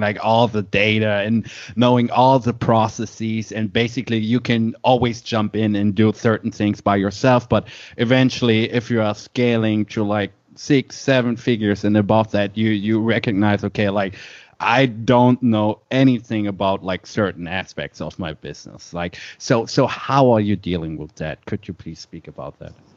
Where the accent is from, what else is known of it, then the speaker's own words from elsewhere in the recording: Germany; born and raised in Germany